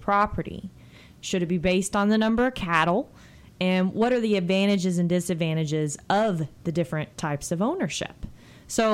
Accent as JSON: {"language": "English", "region": "Texas", "country": "United States", "said": "I'm still a Texan"}